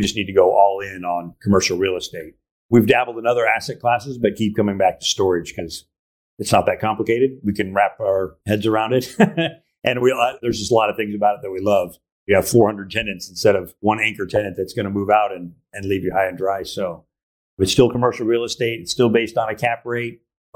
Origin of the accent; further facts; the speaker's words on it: Arizona, United States; moved away as an adult; also born or lived in Costa Rica / Greece; now in Wilmington, United States; We're from Arizona